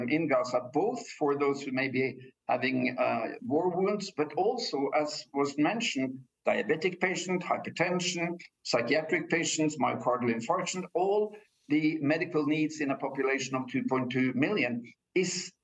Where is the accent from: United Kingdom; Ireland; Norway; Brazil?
Norway; I come from Norway